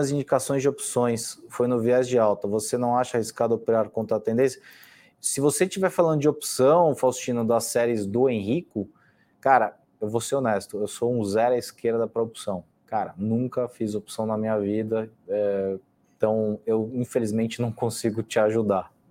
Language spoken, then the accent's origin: Portuguese; São Paulo, Brazil; De novo, eu tive, eu sou de São Paulo e, e convivi, infelizmente, com, com, esse, com esse sujeito a, a pre, prefeito há quatro anos.